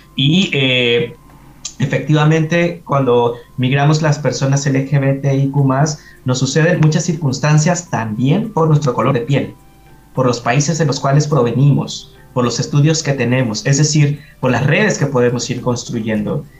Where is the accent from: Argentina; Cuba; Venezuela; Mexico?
Mexico; now in Chile; soy de México